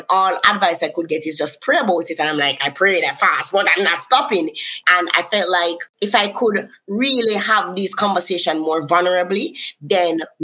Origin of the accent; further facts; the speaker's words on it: Kingston, Jamaica; I'm from Kingston, Jamaica.